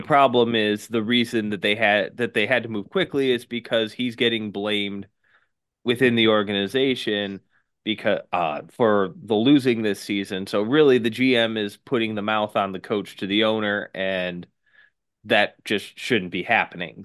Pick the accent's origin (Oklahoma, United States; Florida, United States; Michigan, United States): Michigan, United States; Detroit; I'm in the Motor City, Detroit, Michigan, my hometown